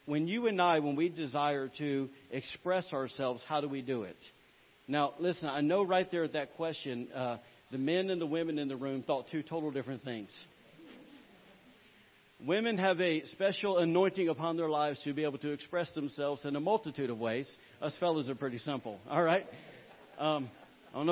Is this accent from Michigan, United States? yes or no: no; Alabama, United States; I am from Alabama